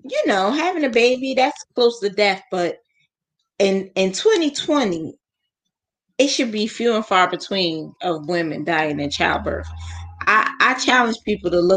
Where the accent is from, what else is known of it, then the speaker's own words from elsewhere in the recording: United States; As an American